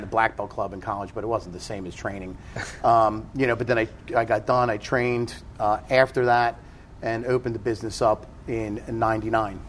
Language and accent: English; New Jersey, United States; moved away as an adult; I grew up in South Jersey